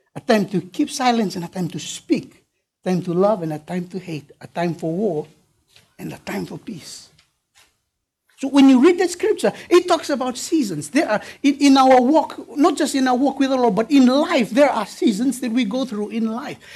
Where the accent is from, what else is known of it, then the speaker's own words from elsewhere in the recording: Fiji; I'm from Fiji